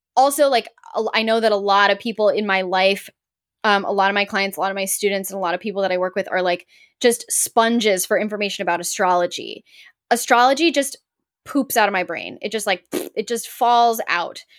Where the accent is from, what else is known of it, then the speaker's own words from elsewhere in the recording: Los Angeles, California, United States; I grew up in Los Angeles